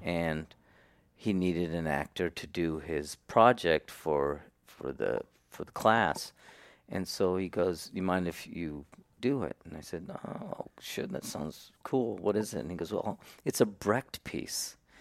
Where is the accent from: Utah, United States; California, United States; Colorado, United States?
California, United States; Salinas; I was born and raised in Salinas, California